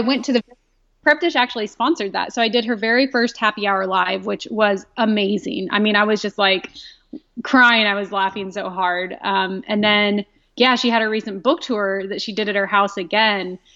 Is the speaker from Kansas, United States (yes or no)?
yes; Southwest Kansas, United States; moved away as an adult; also born or lived in Modesto, California; I grew up in Southwest Kansas in a small town of about 1,400 people